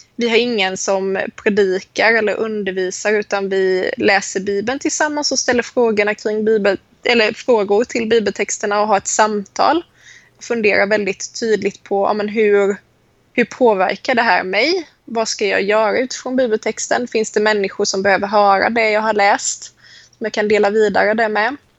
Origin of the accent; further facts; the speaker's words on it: Småland, Sweden; accent: Småland dialect; moved away as an adult; also born or lived in Sävsjö; now in Helsingborg, Sweden; jag mm. kommer, vilket man hör på min dialekt, ursprungligen från Småland